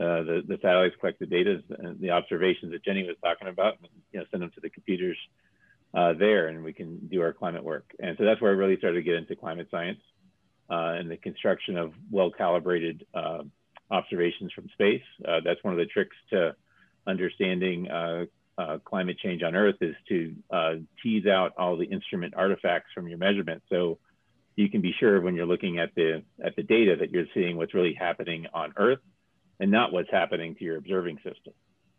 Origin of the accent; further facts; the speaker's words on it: Miami, Florida, United States; moved away; also born or lived in Rhode Island; I grew up in Miami